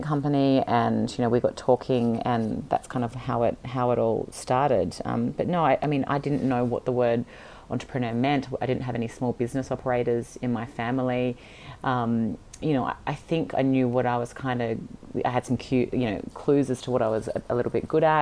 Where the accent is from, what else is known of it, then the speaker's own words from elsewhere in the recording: Sydney, New South Wales, Australia; I was born and raised in Sydney